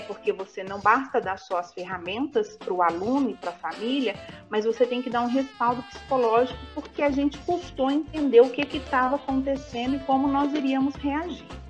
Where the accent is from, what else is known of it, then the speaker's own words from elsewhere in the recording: Belo Horizonte, Minas Gerais, Brazil; moved away as an adult; now in Franca, Brazil; Sou natural da cidade de Belo Horizonte. Eu moro em Franca desde o ano de dois mil e um